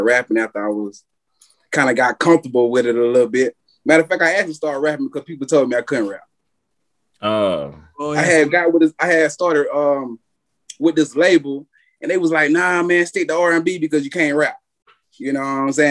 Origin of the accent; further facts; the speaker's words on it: South Carolina, United States; I'm from South Carolina.